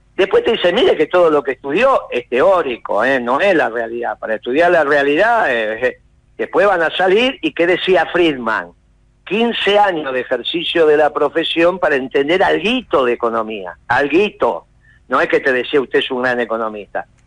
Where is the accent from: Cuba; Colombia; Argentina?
Argentina